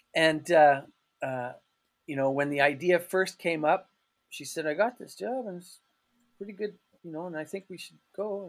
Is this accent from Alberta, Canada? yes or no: yes; Calgary, Alberta, Canada; moved away as an adult; also born or lived in Turkey; now in Freiburg, Germany; Canada will always be home mm-hmm. for me, mm-hmm. and Calgary will always be my hometown